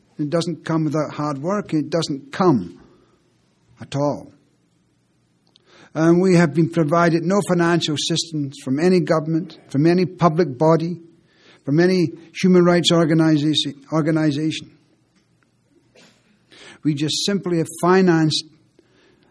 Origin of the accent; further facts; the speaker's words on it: Lochee, Scotland, United Kingdom; I'm from Lockheed